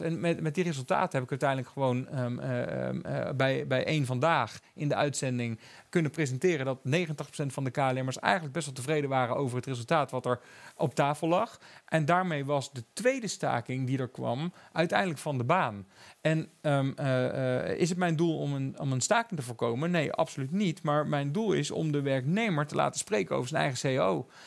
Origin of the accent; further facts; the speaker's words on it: Eindhoven, North Brabant, Netherlands; ik kom uit Eindhoven. Dat was natuurlijk Philips. Mijn vader heeft bij Philips gewerkt